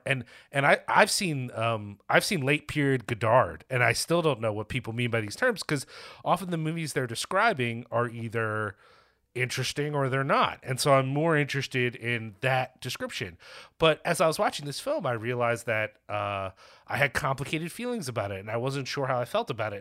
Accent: United States

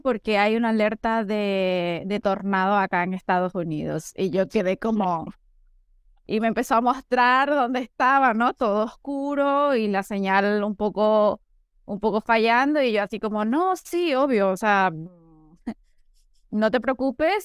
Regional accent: Venezuela; now in Chile; soy de Venezuela, pero también soy chilena, 50 y 50. Me gusta de referirme a mí, porque mi padre es chileno, mi mamá es venezolana y, mucho tiempo viví en Venezuela, pero ahora vivo en Chile.

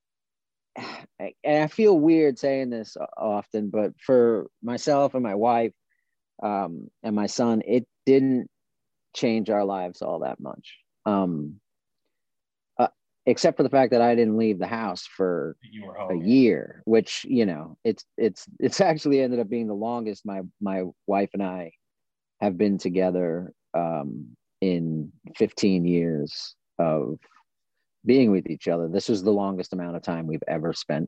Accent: Long Island, New York, United States; moved away as an adult; also born or lived in Buffalo, New York / Albany, New York / Binghamton, New York / California; now in Georgia, United States; I grew up on Long Island. I left home when I was 19 going on 20 and moved to Buffalo

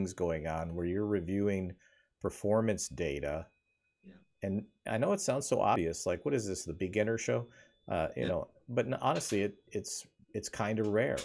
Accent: Wyoming, United States; moved away; I grew up in Wyoming

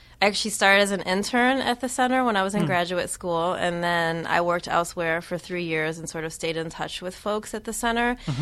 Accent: Cleveland, Ohio, United States; moved away; I'm from the Midwest. I grew up in Cleveland

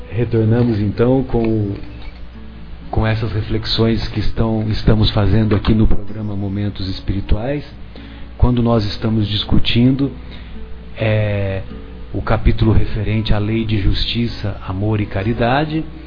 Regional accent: São José do Rio Pardo, São Paulo, Brazil; eu sou de São José do Rio Pardo e é bem próximo da divisa com o sul de Minas

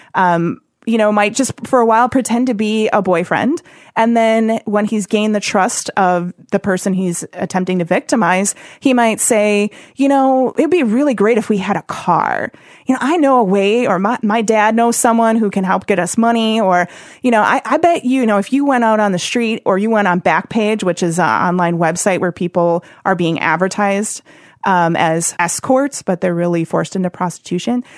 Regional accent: Oshkosh, Wisconsin, United States; also born or lived in Springfield, Missouri / Las Vegas; I'm from Wisconsin, and I grew up in Oshkosh

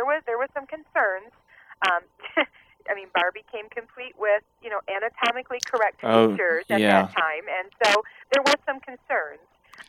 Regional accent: Midwest, United States; a little girl growing up in the Midwest.

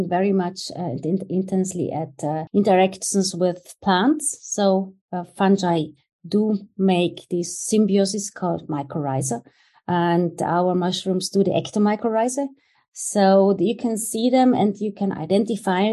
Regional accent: near Innsbruck, Tyrol, Austria; the University of Innsbruck, which is close to my hometown where I grew up

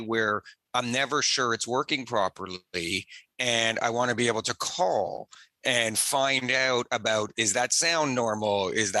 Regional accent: Toronto, Ontario, Canada; Yeah, I'm born and raised in Toronto. And like most Canadians, grew up learning to skate young

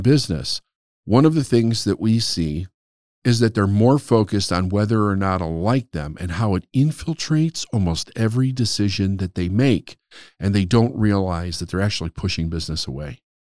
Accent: Chicago, Illinois, United States; also born or lived in Phoenix, Arizona; I was born and raised in Chicago, but for three years, in a very important three, three-year period of time, we moved to Phoenix

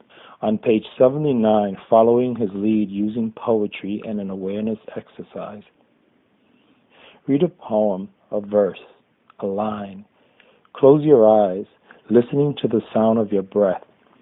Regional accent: New York City, New York, United States; from New York City.

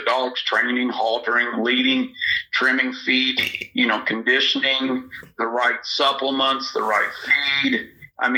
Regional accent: Northwest Missouri, United States; I was brought up in Northwest Missouri

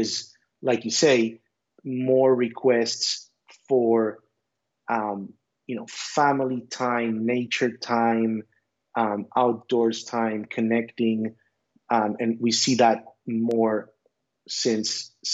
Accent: Israel; moved away as an adult; also born or lived in United States; now in Costa Rica; I was born in Israel. I grew up in the United States, and then went back to Israel for school, high school, military service

